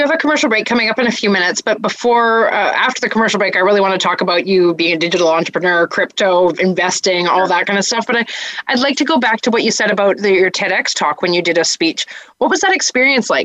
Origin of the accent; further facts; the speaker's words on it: Canada; as a Canadian